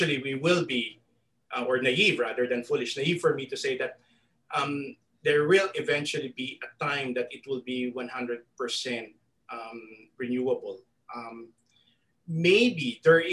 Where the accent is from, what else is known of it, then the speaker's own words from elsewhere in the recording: Philippines; me as a Filipino